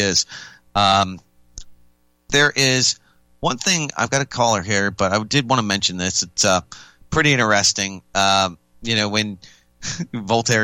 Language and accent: English; Austin, Texas, United States; my hometown, Austin, Texas